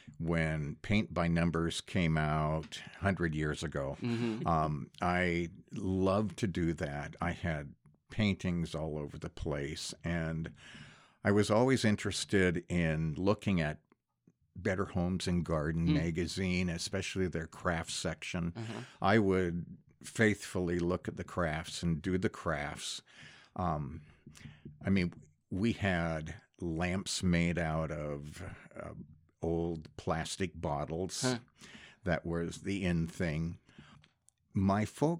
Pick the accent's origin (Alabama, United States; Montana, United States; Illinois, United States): Montana, United States; Great Falls; I grew up in Montana, Great Falls